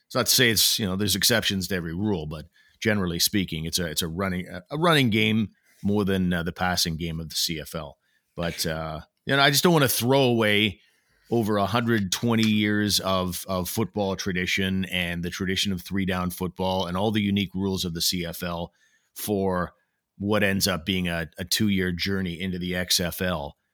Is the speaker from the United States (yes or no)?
no; Canada; now in Ottawa, Canada; as a Canadian hockey fan, in a small market city, by the way, by comparison, in the city of Ottawa